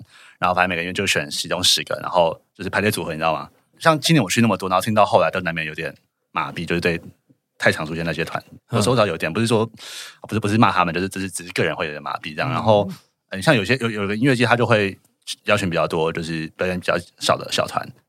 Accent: Taipei, Taiwan; 我台北人

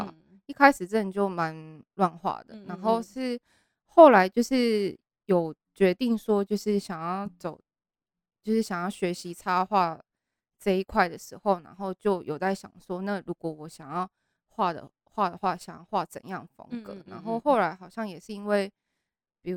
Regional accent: Taiwan; also born or lived in Japan; 只有待到三岁，就是有念幼稚园，然后就三岁之后就回来台湾，

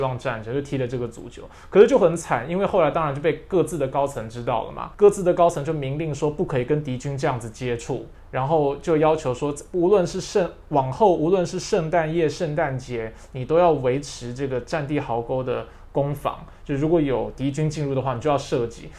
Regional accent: Taiwan; 我小时候在教会长大，你知道天主教，我必须说，在台湾的天主教

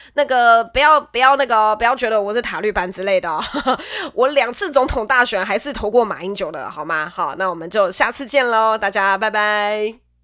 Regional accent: Nantou County, Taiwan; moved away as an adult; now in Taipei, Taiwan; 以前小时候南投的 空气很好，因为我是南投人

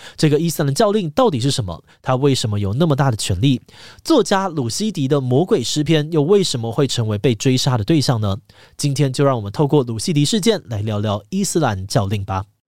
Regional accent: Taiwan; 身为台湾人

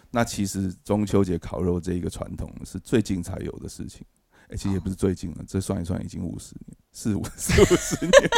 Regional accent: Taiwan; 那个时候我们家在，呃，戏子的山上，我 的老家

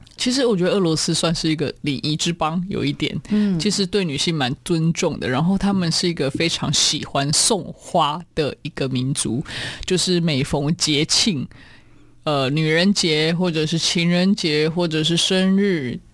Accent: Taiwan; moved away as an adult; also born or lived in Siberia, Russia; 我是来自台湾的

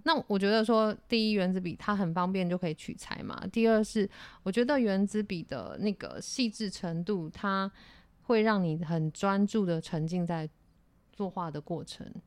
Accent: Yuanlin, Changhua County, Taiwan; 那其实我是彰化的孩子，就是嗯。彰化园林市的一个乡下小孩

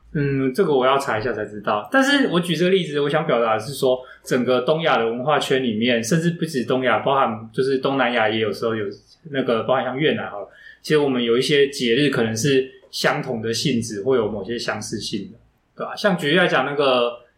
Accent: Taiwan; 我们台湾人认为我们就是这个中华民族的一部分

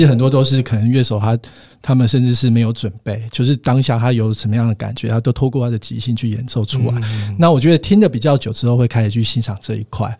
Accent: Kaohsiung, Taiwan; moved away as an adult; also born or lived in Taipei / Taichung; 我本身是高雄人

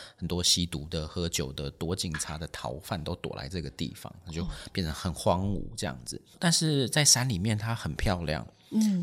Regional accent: Taipei, Taiwan; 其实我是台北人

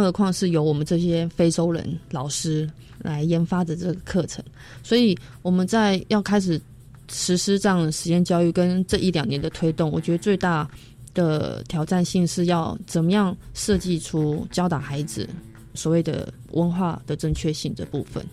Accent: Taipei, Taiwan; also born or lived in Leye, Alishan, Chiayi County; now in Alishan, Taiwan; 我是台北人

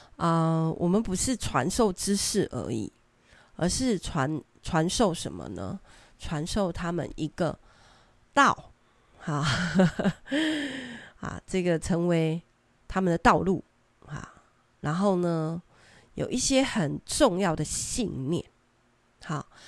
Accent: Taiwan; 我们生在这里，长在这里，我， 我们真的很爱台湾

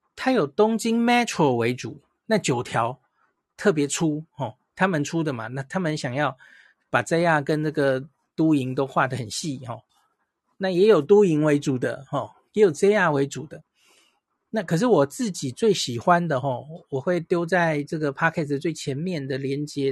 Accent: Taiwan; 我们台湾人

